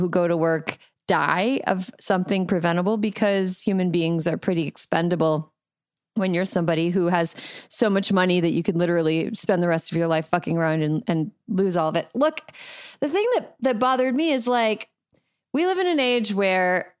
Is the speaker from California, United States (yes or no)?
yes; California, United States; I, as a Californian